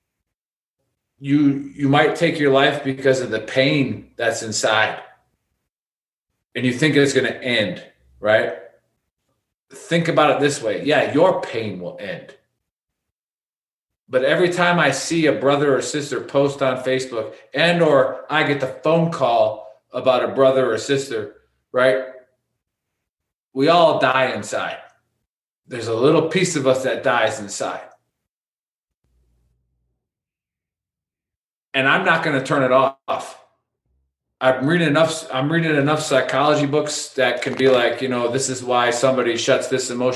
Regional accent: United States; We're Americans

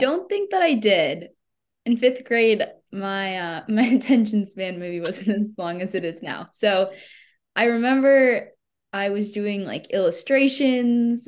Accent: United States

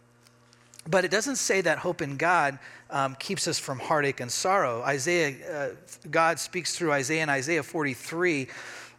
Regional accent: Redmond, Oregon, United States; also born or lived in Bend, Oregon; I grew up in Bend in Central Oregon. I grew up in Redmond

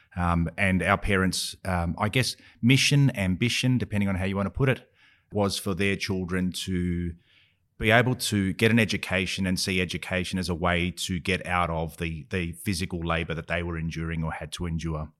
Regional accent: Australia; growing up in Australia

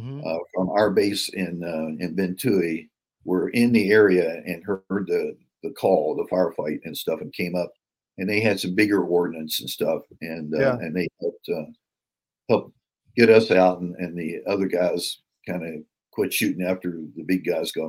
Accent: West Virginia, United States; I was from West Virginia

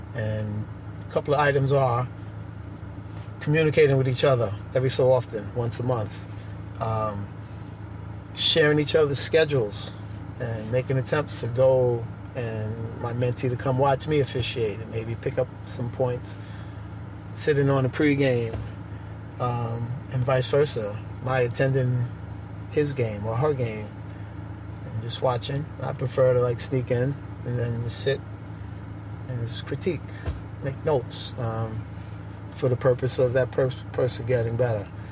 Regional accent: New York City, New York, United States; I grew up in Bedford Stuyvesant, Brooklyn

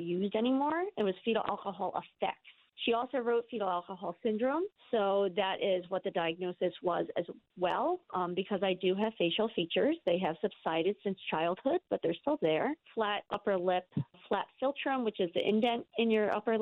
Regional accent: Maryland, United States; also born or lived in New Jersey; now in Voorheesville, United States; I was born in New Jersey, adopted at 1 month old, moved to Maryland

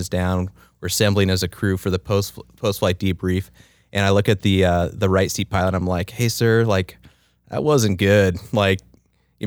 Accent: Southern California, United States; I grew up in Southern California

